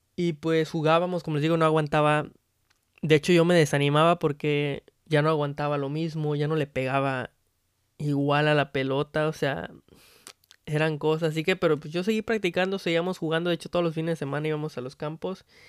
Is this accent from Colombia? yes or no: no; Mexico; now in United States; la persona más orgullosa como mexicano